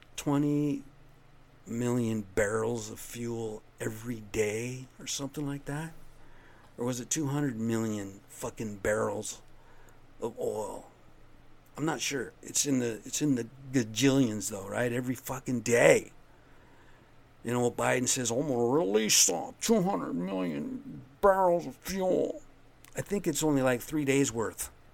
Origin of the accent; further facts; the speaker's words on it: United States; I'm American Indian